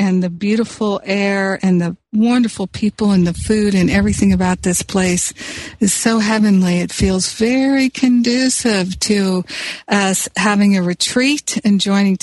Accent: Los Angeles, California, United States; Los Angeles, my hometown

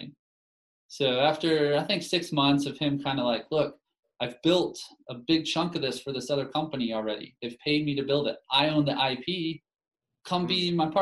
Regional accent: Dallas, Texas, United States; now in Utah, United States; where I'm from Dallas in Texas, sports are religion

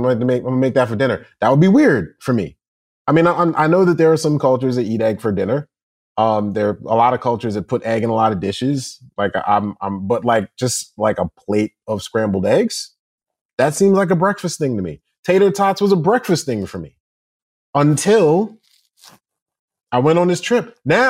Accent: United States; I'm American, bro. I pronounce it wrong now, man.

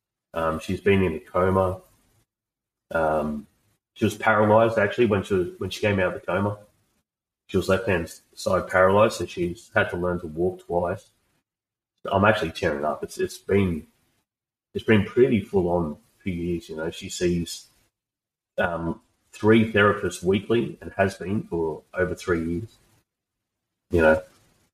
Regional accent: Australia; I'm just an Aussie bloke

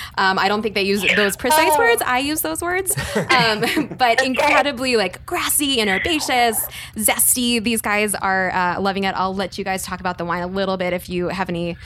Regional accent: Napa, California, United States; I am from Napa

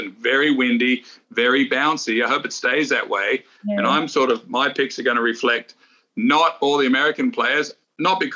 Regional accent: Australia; moved away; I grew up in Australia, right on the coast

